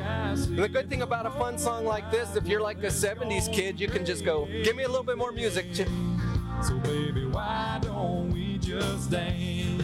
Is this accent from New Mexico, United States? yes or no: yes; New Mexico, United States; moved away; I'm from New Mexico